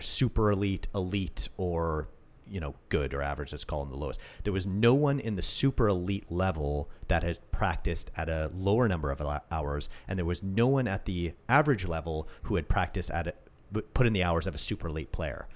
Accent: Canada; I'm Canadian

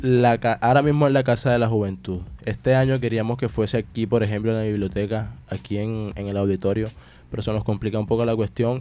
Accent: Colombia; yo soy el único colombiano

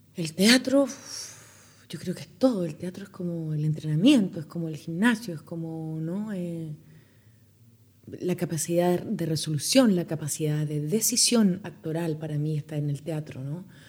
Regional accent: Chile; en mi país

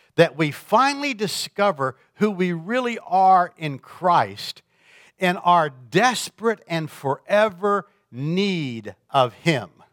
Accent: Florida, United States; now in Michigan, United States; I grew up in Florida

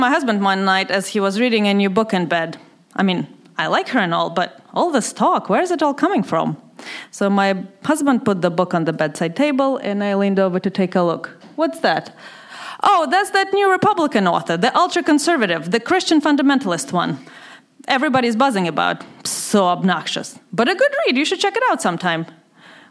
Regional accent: Moscow, Russia; English is a second language; moved away as an adult; Growing up in the Soviet Union

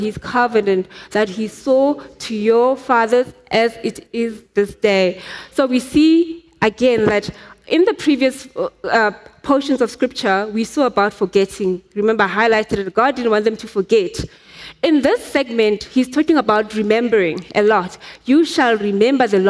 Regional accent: Soweto, Gauteng, South Africa; I grew up in Soweto.

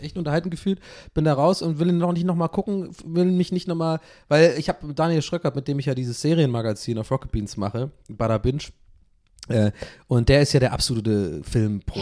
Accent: Ireland; moved away; Ich bin ja in Irland aufgewachsen

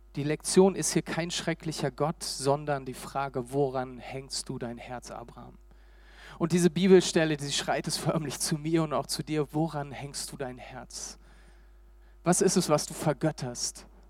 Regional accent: Berlin, Germany; also born or lived in Hamburg; Ich bin Berliner, ähm, lange Zeit in Berlin gewohnt

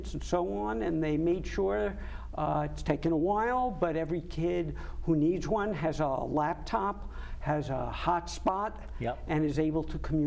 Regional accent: Long Island, New York, United States; moved away as an adult; also born or lived in Ithaca, New York / Albany, New York; now in Connecticut, United States; I grew up on Long Island

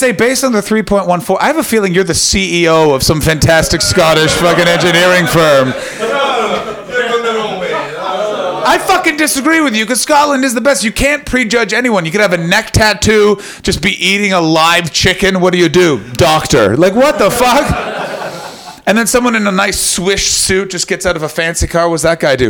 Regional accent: Canada; I'm Canadian

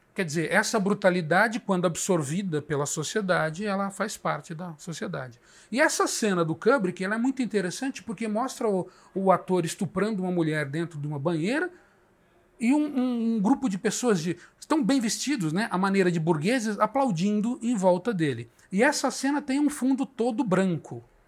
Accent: Brazil

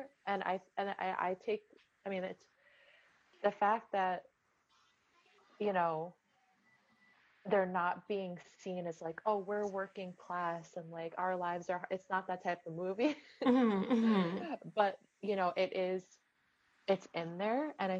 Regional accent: Manhattan Beach, California, United States; I would never tell anyone I was from Manhattan Beach.

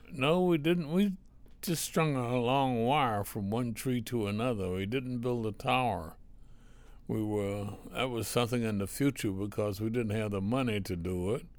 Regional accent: Reidsville, North Carolina, United States; little small town in North Carolina, Reedsville, the home of the Lucky Strike cigarette

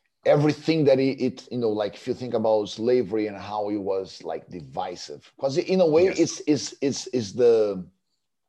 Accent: Brazil; growing up in Brazil

